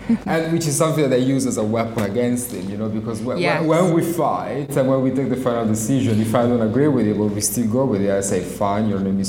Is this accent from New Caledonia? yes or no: no; Italy; moved away as an adult; also born or lived in Milan; now in London, United Kingdom; I was born in Italy and I studied in Italy, and then I moved to London.